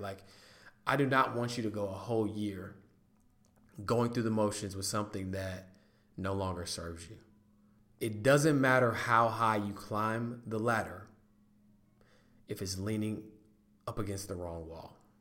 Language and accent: English; North Carolina, United States; North Carolina is my home state.